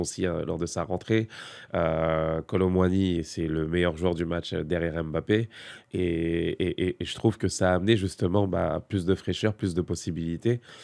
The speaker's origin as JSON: {"language": "French", "country": "France", "said": "en tant que Français"}